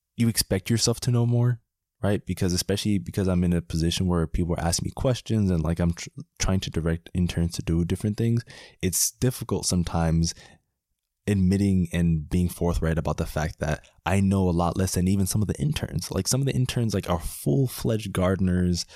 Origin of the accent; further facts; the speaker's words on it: Miami, Florida, United States; moved away as an adult; also born or lived in Washington, D.C. / Howard County, Maryland; I'm from Miami, and sometimes it seems like a very unlikely thing that a guy from Miami is spending the summer in Maryland